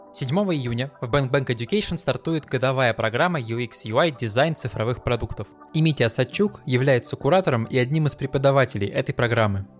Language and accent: Russian; Siberia, Russia; Мы с … из Сибири